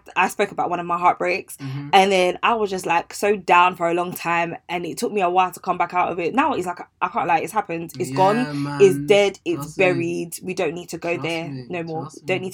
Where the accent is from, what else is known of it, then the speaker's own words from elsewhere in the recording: Ghana; I'm Ghanaian